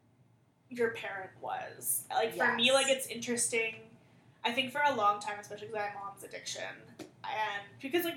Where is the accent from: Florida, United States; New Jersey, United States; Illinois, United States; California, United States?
Florida, United States; I'm from Florida